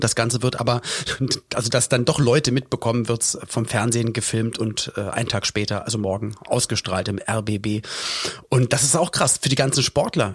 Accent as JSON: {"language": "German", "region": "Berlin", "country": "Germany", "said": "gab's alte Berliner Tradition oder Spandauer Tradition, wo ich herkomme"}